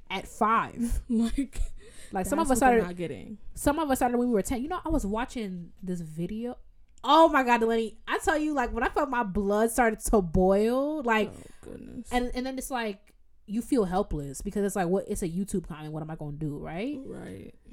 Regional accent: United States; I'm American

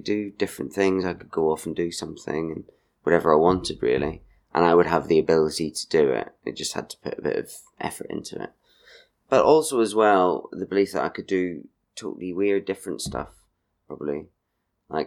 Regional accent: Markethill, Northern Ireland, United Kingdom; now in Brighton, United Kingdom; I'm from Market Hill, which is in South Armagh, Northern Ireland. But I went to Portadown College

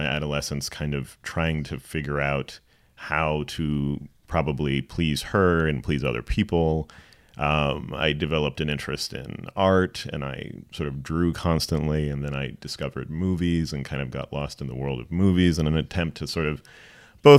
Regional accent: Princeton, New Jersey, United States; I was born in Princeton, New Jersey

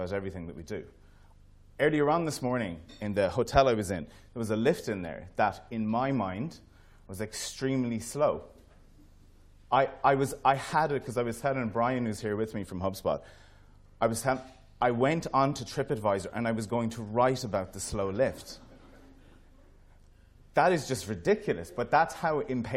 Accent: Ireland; as being Irish, we're always super proud of everything that we build

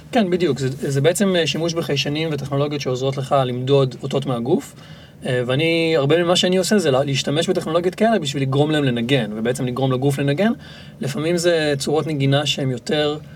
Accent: Tel Aviv, Tel Aviv District, Israel; ילד שנולד בתל אביב וגדל בצורה מאוד אורבנית

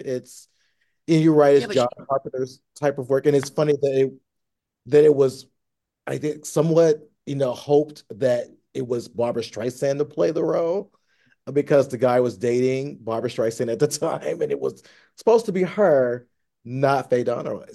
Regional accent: Tennessee, United States; now in Los Angeles, United States; I grew up in Tennessee

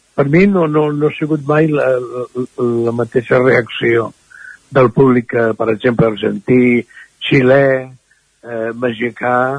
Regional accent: Barcelona, Catalonia, Spain; moved away as an adult; now in Caldes de Montbui, Spain; jo mm, vaig néixer a Barcelona

